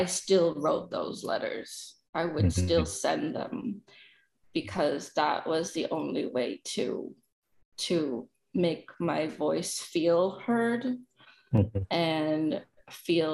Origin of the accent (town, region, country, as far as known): San Gabriel Valley, California, United States; born or raised there; also born or lived in El Dorado, Arkansas